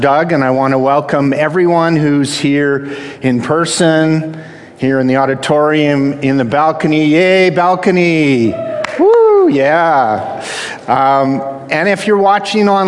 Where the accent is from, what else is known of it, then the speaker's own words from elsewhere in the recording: Canada; I'm the Canadian half of a half Canadian, half American household.